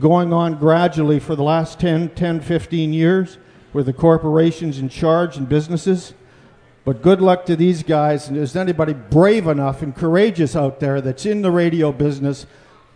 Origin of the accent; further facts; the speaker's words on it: Canada; now in United States; I have become an American citizen now, too